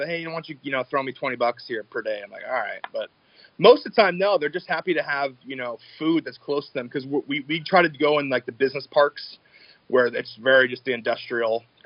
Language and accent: English; Enumclaw, Washington, United States; Enumclaw, where we're from